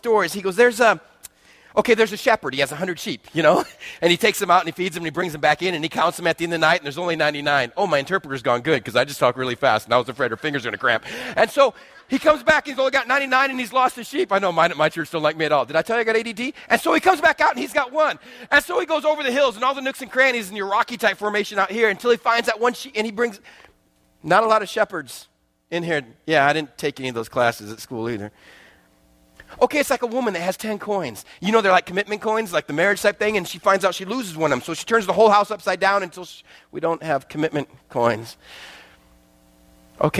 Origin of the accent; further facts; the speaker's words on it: West Texas, United States; growing up in West Texas with a dad that still makes me look small